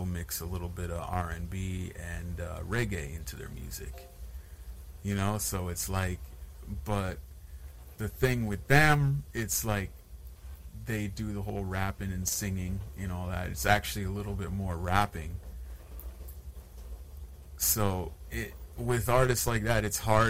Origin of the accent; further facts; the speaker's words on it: Sudbury, Ontario, Canada; was actually born and raised in Sudbury